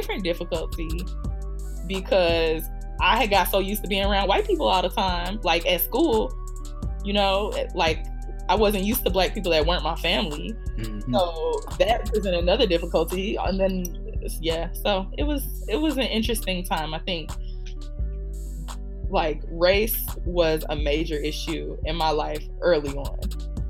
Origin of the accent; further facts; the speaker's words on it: south suburbs of Chicago, Illinois, United States; I am from Chicago, Illinois. I grew up in the south suburbs of Chicago